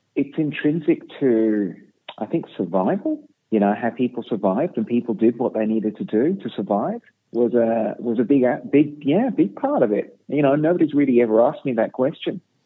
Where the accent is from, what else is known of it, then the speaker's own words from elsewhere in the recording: Birmingham, West Midlands, United Kingdom; I was born in Birmingham, in England